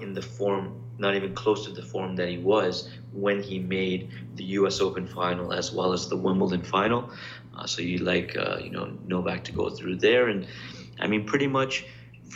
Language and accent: English; Canada; I'm Canadian